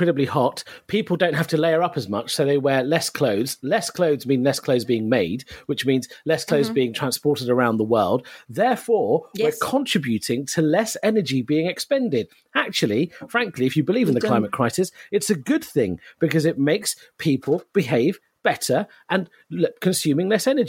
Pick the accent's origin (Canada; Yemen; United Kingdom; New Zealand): United Kingdom; London; born there; Yes, I was born here. I was born in London.